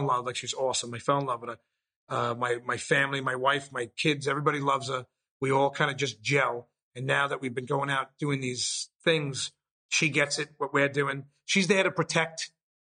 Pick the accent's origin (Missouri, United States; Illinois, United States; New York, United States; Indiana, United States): New York, United States; New York City; born or raised there